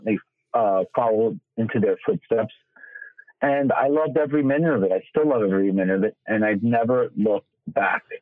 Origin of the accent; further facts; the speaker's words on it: New York City, New York, United States; I'm born and raised right in the heart of New York City